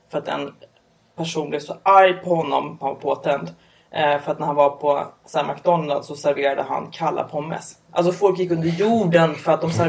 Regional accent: Upplands Väsby, Stockholm County, Sweden; Nej jag kommer från Upplands Väsby. Det är typ ja. motsvarigheten fast norrort.

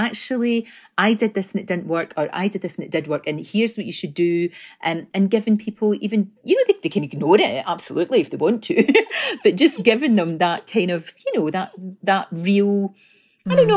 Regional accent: Scotland, United Kingdom

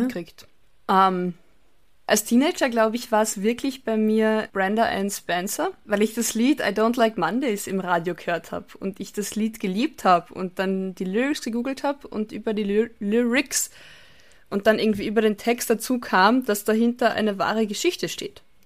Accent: Carinthia, Austria; moved away; also born or lived in Bavaria, Germany; meinem Heimatort

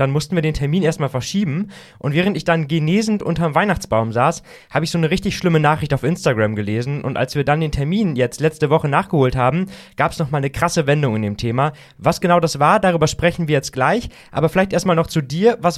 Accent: Diepholz, Lower Saxony, Germany; ich konnte wieder in meine alte Heimat ins schöne Diepholz fahren.

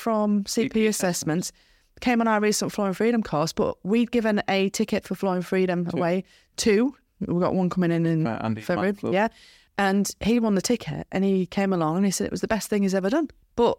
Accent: Skipton, Yorkshire and the Humber, United Kingdom; I said, where are you from? And he goes, Skipton. I went, me too.

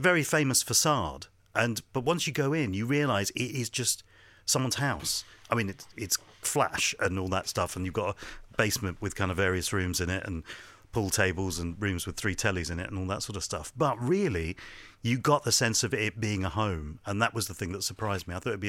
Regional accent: Hounslow, London, United Kingdom; also born or lived in Ealing; Then brought up in Hounslow.

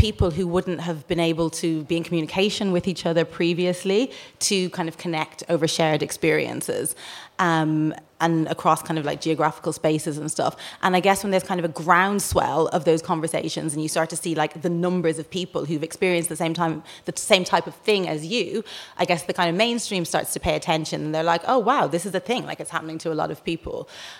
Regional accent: Dublin, Leinster, Ireland; moved away as an adult; I grew up in Rialto, yeah.

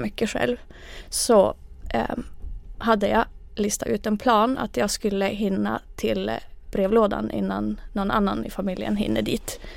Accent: Kalajoki, North Ostrobothnia, Finland; first language Finnish; Swedish is a second language; moved away as an adult; now in Umeå, Sweden; Jag är ursprungligen från eh, Kalajoki i Finland, där jag mm. föddes.

